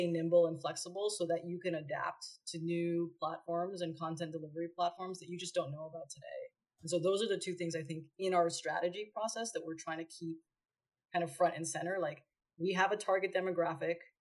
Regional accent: Canada; now in Los Angeles, United States

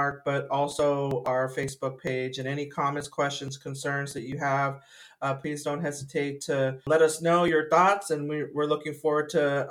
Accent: Santa Clara, California, United States; in the city of Santa Clara, which is my hometown

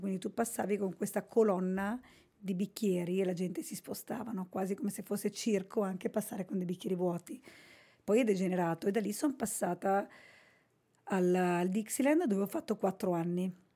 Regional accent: Basilicata, Italy; Io sono originaria della Basilicata

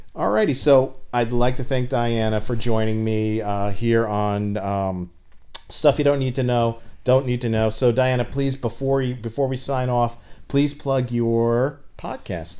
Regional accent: United States; I'm an American

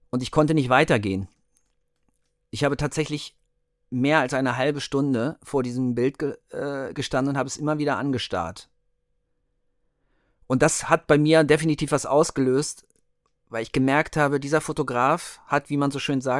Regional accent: Hanover, Lower Saxony, Germany; Okay, also … äh, wie es ja mein Kürzel bei Instagram ist. Äh, ich komme aus Hannover

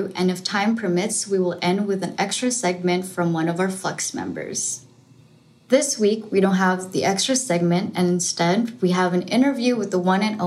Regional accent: Jakarta, Indonesia; moved away; I'm originally from Jakarta, Indonesia

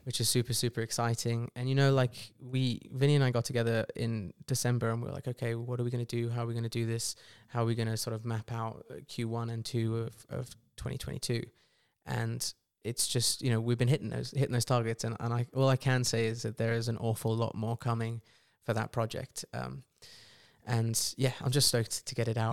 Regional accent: England, United Kingdom; from being English

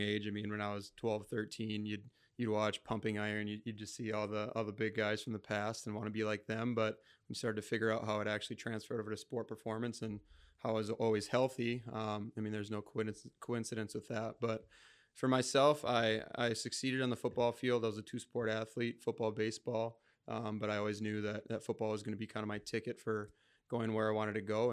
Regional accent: Rochester, Minnesota, United States; also born or lived in Mankato, Minnesota; I'm a Rochester native. So, I mean, I'm from Rochester, Minnesota. I was born in Mankato. Um, so I, I moved to Rochester when I was eight

